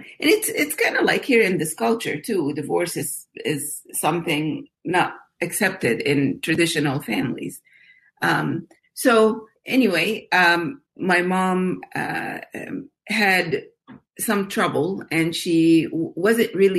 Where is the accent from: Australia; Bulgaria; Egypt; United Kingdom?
Egypt; I grew up in Egypt as in a Muslim family